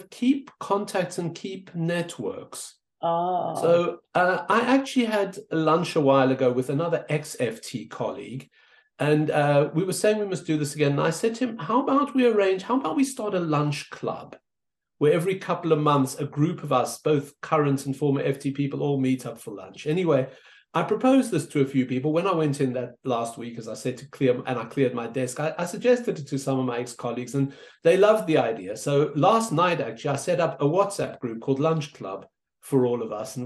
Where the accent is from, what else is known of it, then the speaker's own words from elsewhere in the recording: South Africa; moved away; I was an immigrant. I grew up in South Africa, as you can hear.